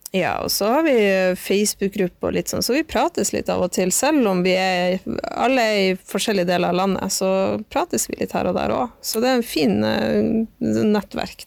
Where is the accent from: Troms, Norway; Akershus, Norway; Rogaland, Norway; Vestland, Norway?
Troms, Norway; Tromsø; moved away as an adult; also born or lived in Oslo; jeg er fra Tromsø, men har bodd eh, en del i Oslo de siste fem årene